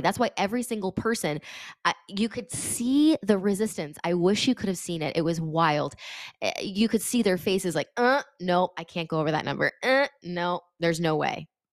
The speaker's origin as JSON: {"language": "English", "region": "Connecticut", "country": "United States", "said": "I'm from Connecticut"}